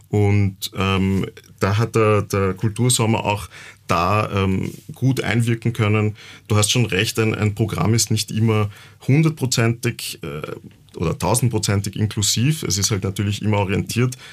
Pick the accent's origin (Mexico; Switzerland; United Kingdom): Mexico; Yucatán; now in Vienna, Austria; Ich komme auch aus der Gegend, wo aus Yucatan, wo Tulum ja auch liegt. Ich habe Tulum gesehen als Kind noch